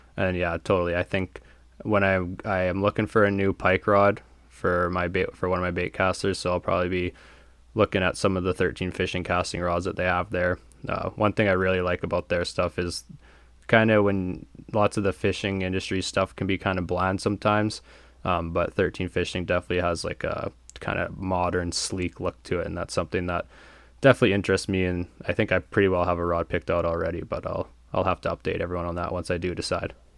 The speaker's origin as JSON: {"language": "English", "area": "Buffalo Pound", "region": "Saskatchewan", "country": "Canada", "tie": "born or raised there", "said": "it all started at Buffalo Pound for me"}